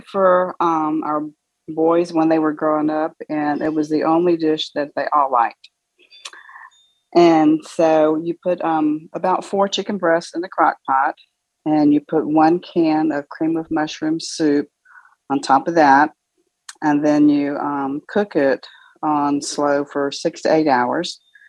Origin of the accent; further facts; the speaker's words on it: Houston, Texas, United States; I'm from Houston.